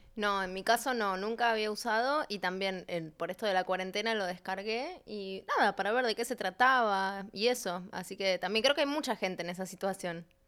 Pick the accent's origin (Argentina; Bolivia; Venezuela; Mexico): Argentina; now in Santiago, Chile; soy de Argentina